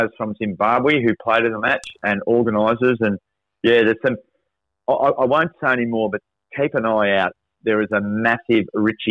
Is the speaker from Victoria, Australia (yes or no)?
no; Albury, New South Wales, Australia; because it's in my hometown, the home city of Albury